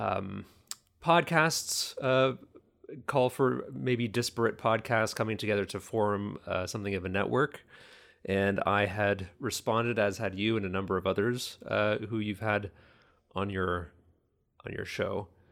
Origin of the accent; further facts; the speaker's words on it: Kitchener, Ontario, Canada; also born or lived in Toronto, Ontario; now in New Hamburg, Canada; moved to Kitchener, Ontario at a very young age. so young that I, I don't remember. So essentially the, my whole life in Kitchener